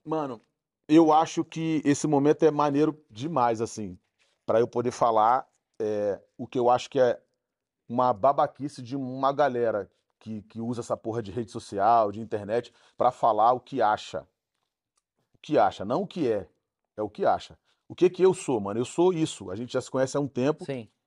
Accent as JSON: {"language": "Portuguese", "region": "Rio de Janeiro", "country": "Brazil", "tie": "born or raised there", "also_born_or_lived": "Nova Holanda, Rio de Janeiro", "said": "Vila do Pinheiro é uma favela no Rio de Janeiro. Eu sou de lá, nascido na Nova Holanda"}